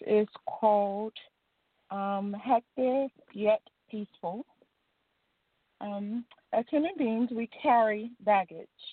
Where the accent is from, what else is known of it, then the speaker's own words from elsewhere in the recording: Louisiana, United States; I'm from Louisiana